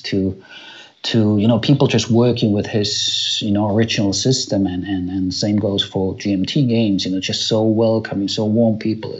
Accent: Finland; moved away as an adult; now in Germany; I was born and raised in Finland, and now I live in Germany, you know, with my family and work here

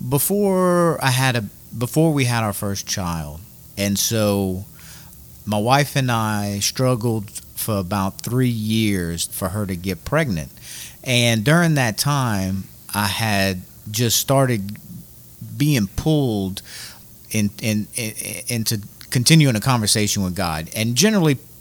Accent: Scott, Louisiana, United States; I went to Acadiana High. And so I'm from Scott, went to Acadiana High, went to Scott Middle

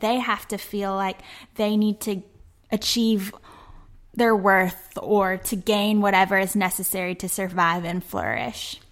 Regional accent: Memphis, Tennessee, United States; my hometown of Memphis

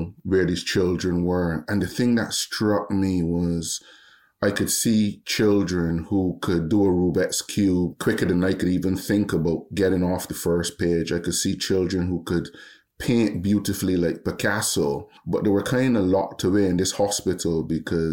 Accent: Barbados; moved away as an adult; also born or lived in Epsom, England; now in United Kingdom; we went back to Barbados at the age of 4. I was educated there until I was 18, 19.

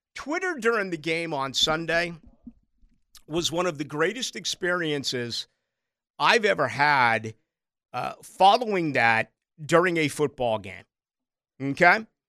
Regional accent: Boston, Massachusetts, United States; also born or lived in Chicago; now in Jacksonville, United States; I grew up in Boston, I lived in Chicago.

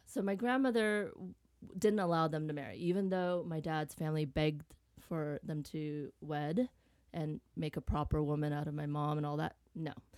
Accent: Vietnam; I was born in Vietnam

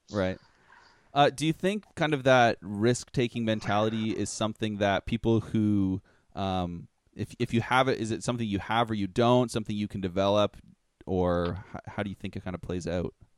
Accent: Toronto area, Ontario, Canada; we're from, we're from Canada, the Toronto area

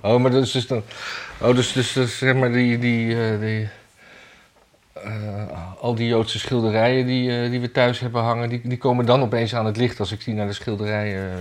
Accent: Amsterdam, North Holland, Netherlands; ik als Jordanees

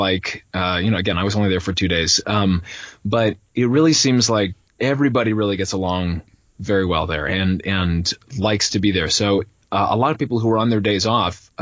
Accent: Minneapolis, Minnesota, United States; moved away; I'm from Minneapolis, Minnesota area, originally.

